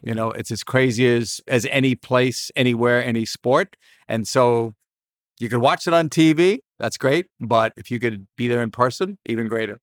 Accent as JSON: {"language": "English", "town": "Boston", "region": "Massachusetts", "country": "United States", "tie": "born or raised there", "said": "I grew up in Boston"}